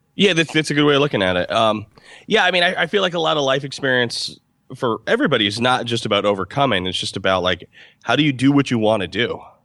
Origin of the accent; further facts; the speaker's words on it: Albany, New York, United States; moved away as an adult; now in Los Angeles, United States; I'm from Albany, New York